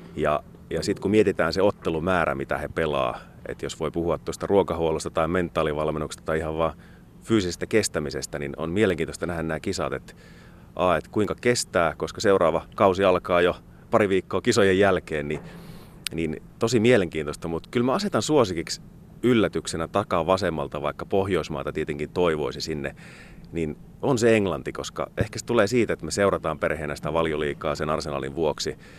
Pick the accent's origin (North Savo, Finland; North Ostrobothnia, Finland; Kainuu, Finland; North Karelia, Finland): Kainuu, Finland; Kajaani; moved away as an adult; now in Joensuu, Finland; Kajaanissa, mistä kotoisin olen